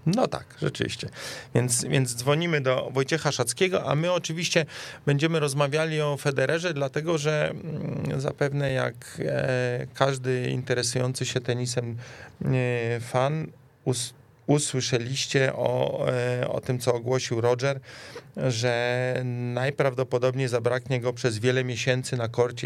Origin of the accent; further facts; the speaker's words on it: Warsaw, Masovian Voivodeship, Poland; my, my warszawiacy